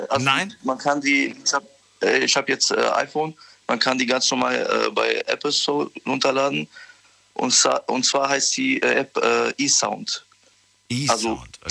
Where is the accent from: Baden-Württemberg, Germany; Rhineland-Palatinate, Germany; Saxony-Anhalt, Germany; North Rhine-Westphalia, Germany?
Rhineland-Palatinate, Germany; Koblenz